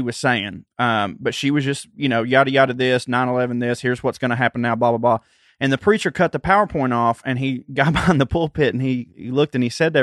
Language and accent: English; Chickamauga, Georgia, United States; I grew up in a little town called Chickamauga, Georgia